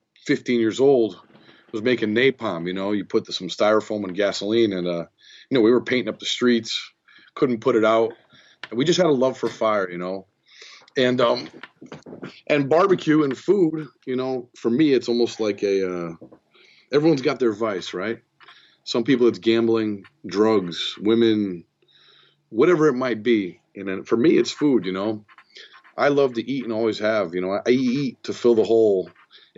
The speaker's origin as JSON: {"language": "English", "town": "Middletown", "region": "Connecticut", "country": "United States", "tie": "born or raised there", "said": "we grew up in Middletown, Connecticut, and there's a university here, Wesleyan University"}